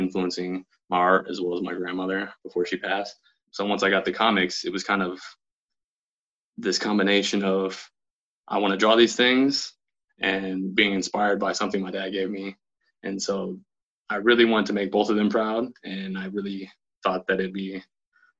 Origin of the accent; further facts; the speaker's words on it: Beaverton, Oregon, United States; also born or lived in Portland, Oregon; I'm from Portland, Oregon, born and raised. Grew up mainly in Beaverton